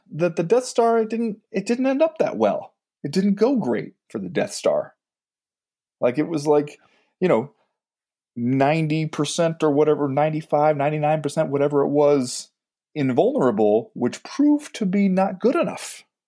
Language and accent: English; United States; as an American